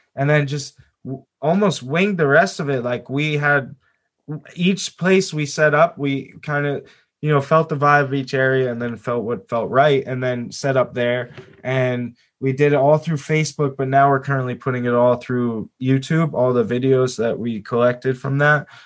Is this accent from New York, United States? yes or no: no; New Jersey, United States; I'm from Jersey